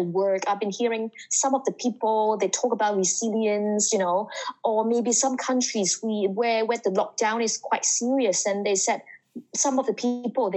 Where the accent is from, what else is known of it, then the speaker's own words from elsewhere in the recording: Hong Kong; English is a second language; moved away as an adult; also born or lived in Canada; I'm from Hong Kong. I grew up in Hong Kong, studied in Hong Kong, and I went to Canada and then work in different countries.